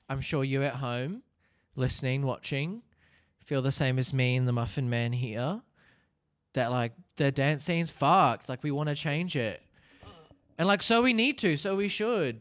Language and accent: English; Hastings, Hawke's Bay, New Zealand; I am a Kiwi boy. Grew up in a s, I guess you could say a smallish town called Hastings